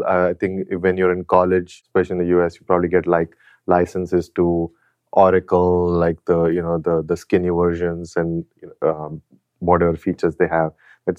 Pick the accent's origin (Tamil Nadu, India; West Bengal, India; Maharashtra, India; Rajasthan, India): Maharashtra, India; Mumbai; moved away as an adult; now in United States; Yeah, so I was born in India and in Bombay